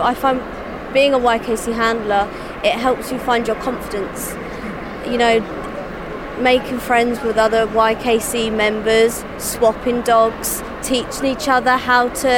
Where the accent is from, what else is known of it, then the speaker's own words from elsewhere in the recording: Dorking, South East England, United Kingdom; I'm from Dorking in Surrey